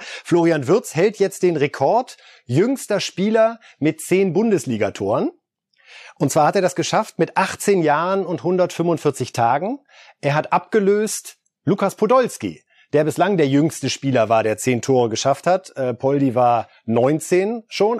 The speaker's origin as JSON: {"language": "German", "country": "Germany", "said": "hier bei uns in Deutschland"}